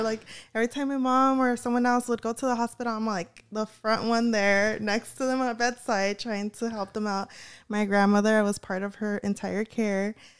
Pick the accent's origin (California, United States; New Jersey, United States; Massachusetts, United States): California, United States; Bellflower; also born or lived in Huntington Park; I was born in Huntington Park and raised in Bellflower